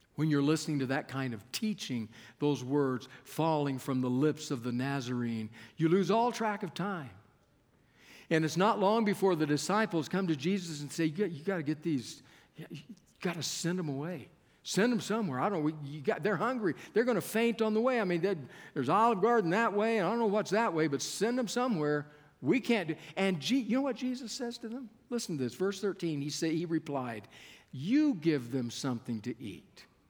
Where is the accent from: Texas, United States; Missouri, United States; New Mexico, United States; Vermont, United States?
Texas, United States; Keene; moved away as an adult; also born or lived in Berrien Springs, Michigan (Andrews University); I was coming from Keene, Texas